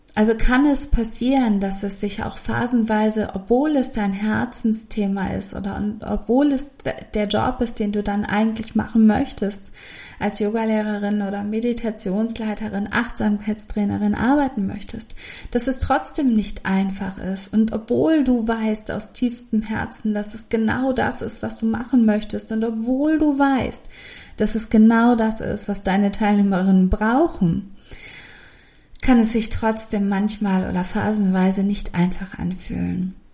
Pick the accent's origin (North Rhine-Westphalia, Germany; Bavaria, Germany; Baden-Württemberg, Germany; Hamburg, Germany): Hamburg, Germany; Bei uns in Hamburg gibt es eine Straße, Osterstraße.